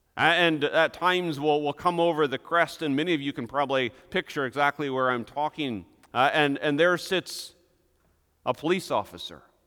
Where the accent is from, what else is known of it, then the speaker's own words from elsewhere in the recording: Hudsonville, Michigan, United States; our small little town of Hudsonville, Michigan